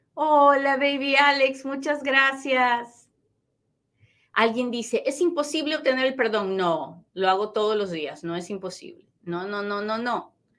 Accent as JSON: {"language": "Spanish", "country": "Peru", "tie": "born or raised there", "moved": "yes", "said": "Yo nací en Perú"}